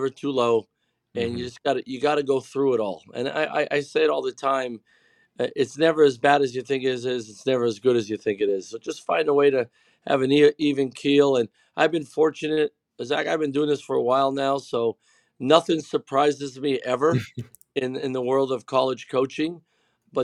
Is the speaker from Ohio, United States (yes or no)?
no; Pennsylvania, United States; my family and I grew up cheering on Penn State and all their sports.